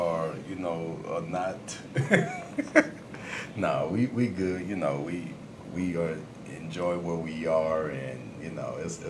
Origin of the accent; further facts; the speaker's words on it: Atlanta, Georgia, United States; Well, I hail from a little city called Atlanta, Georgia. But y'all know that ATL West Side, you know, Grady Baby in this thing all day, zone two.